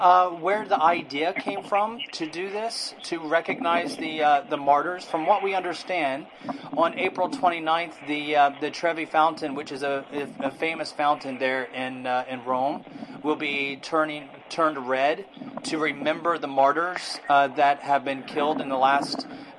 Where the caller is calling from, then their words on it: Hong Kong; I'm calling from Hong Kong.